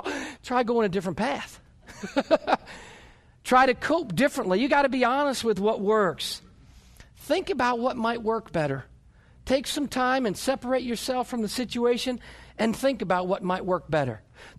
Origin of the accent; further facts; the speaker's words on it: New York, United States; born there; also born or lived in North Carolina; now in Oklahoma, United States; You know, I was born in New York and lived in North Carolina and moved from North Carolina to Oklahoma, and I pull out in front of somebody here in Oklahoma